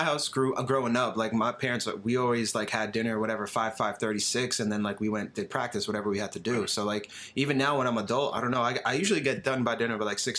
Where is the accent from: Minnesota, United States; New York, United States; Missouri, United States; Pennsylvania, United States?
Pennsylvania, United States; the Poconos; I grew up in the Poconos, bro.